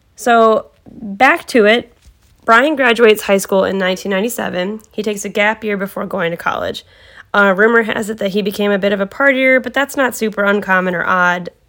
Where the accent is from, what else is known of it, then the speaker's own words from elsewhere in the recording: Cleveland, Ohio, United States; I've lived in the vicinity of Cleveland my entire life